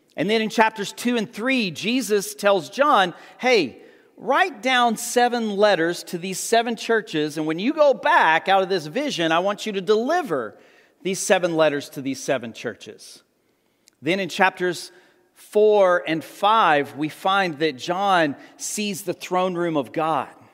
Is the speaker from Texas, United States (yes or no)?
yes; Amarillo, Texas, United States; I grew up in the Texas Panhandle around Amarillo